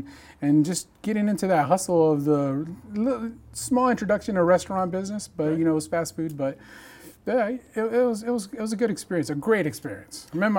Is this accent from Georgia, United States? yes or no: no; Hamilton City, California, United States; also born or lived in Chico, California; now in Bakersfield, United States; Growing up in Hamilton City, which is right in between Chico, California, and Orland.